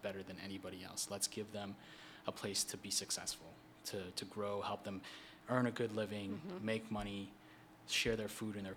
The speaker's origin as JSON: {"language": "English", "region": "Minnesota", "country": "United States", "tie": "born or raised there", "moved": "as an adult", "lives_now": "Washington, D.C., United States", "said": "there was a large Southeast Asian Hmong community in Minnesota. So that's where I grew up"}